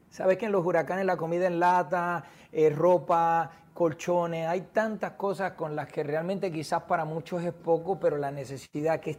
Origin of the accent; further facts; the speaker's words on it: Puerto Rico; Sabes que soy de Puerto Rico